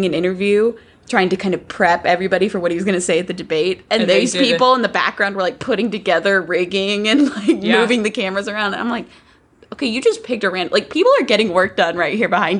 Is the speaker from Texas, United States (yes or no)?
yes; San Antonio, Texas, United States; I'm from San Antonio.